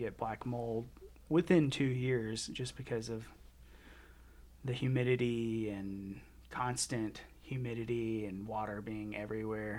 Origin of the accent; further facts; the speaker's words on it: Birmingham, Alabama, United States; moved away as an adult; also born or lived in Auburn, Alabama; now in Colorado, United States; I'm from Birmingham, Alabama.